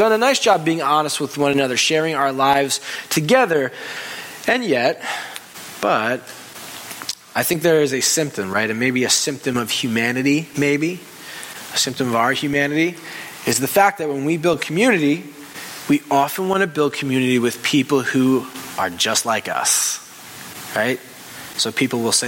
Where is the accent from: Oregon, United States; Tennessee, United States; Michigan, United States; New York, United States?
New York, United States; Long Island; I grew up on Long Island